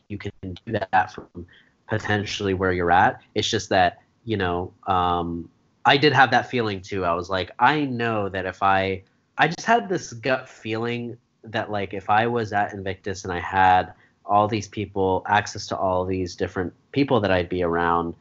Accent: Eagleville, Pennsylvania, United States; now in Philadelphia, United States; I grew up in Eagleville.

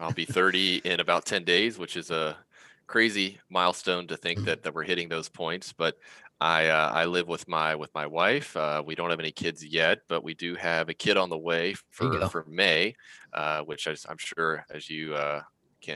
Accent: West Virginia, United States; I grew up in West Virginia, not a super wealthy area.

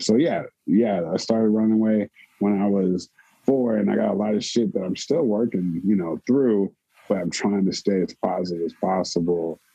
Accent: Oakland, California, United States; I'm from East Oakland.

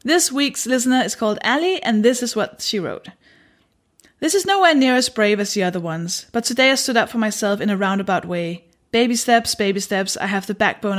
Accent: Denmark; I'm a stand-up comedian, and I'm from Denmark

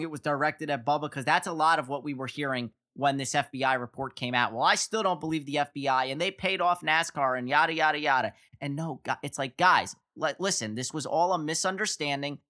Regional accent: Northeast, United States; I'm from the Northeast

